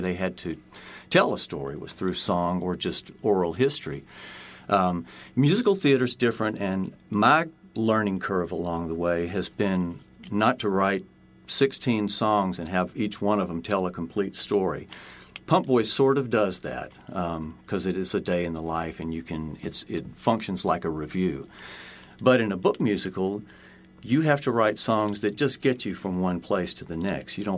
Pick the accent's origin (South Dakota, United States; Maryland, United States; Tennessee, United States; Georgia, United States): Tennessee, United States; Chattanooga; moved away; I grew up in Chattanooga, Tennessee